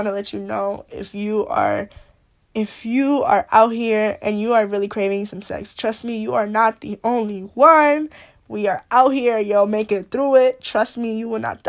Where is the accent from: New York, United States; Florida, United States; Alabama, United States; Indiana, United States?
New York, United States; I'm from New York